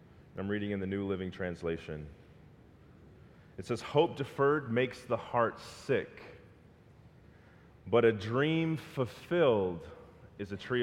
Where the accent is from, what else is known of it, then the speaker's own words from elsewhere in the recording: Southern California, United States; I'm from Southern California